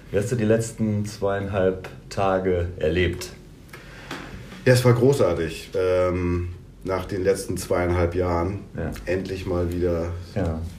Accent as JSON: {"language": "German", "region": "Berlin", "country": "Germany", "said": "ich komme ja aus Berlin und äh, habe einige Kunden, die hier aus der Gegend sind, also aus äh, Köln-Bonn-Raum."}